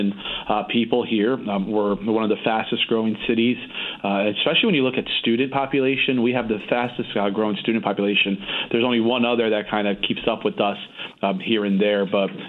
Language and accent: English; Danbury, Connecticut, United States; also born or lived in Portugal / Brazil / Stamford, Connecticut; I happened to be born in Portugal, and then my parents moved to Brazil. I was very young. And then as a young boy, they came up to Danbury, Connecticut. It was 1989. And I've pretty much been here ever since.